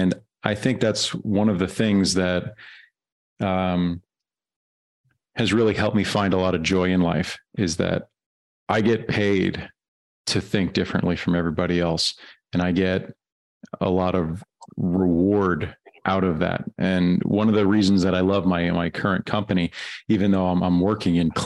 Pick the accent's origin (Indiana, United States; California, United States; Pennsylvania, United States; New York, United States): New York, United States; also born or lived in Germany; I'm from New York, but I lived in Germany for 6 years.